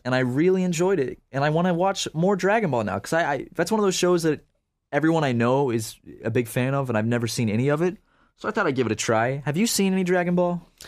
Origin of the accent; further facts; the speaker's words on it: Charleston, United States; I grew up in Charleston